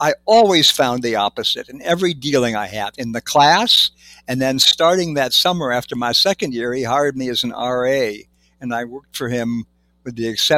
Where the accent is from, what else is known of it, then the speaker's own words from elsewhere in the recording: Villa Park, Illinois, United States; moved away as an adult; I grew up in Villa Park, Illinois, from ages 11 through 18